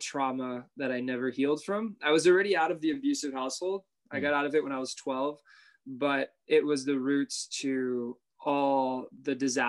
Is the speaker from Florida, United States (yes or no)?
yes; Miami, Florida, United States; Miami, born and raised. Okay. Still here